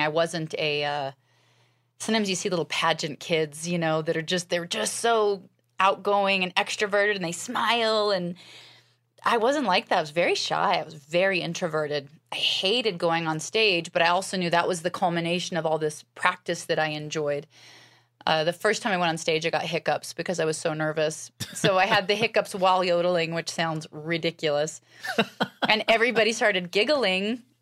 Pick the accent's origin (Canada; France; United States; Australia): United States; Alaska; I was raised in Alaska, and my family were pioneers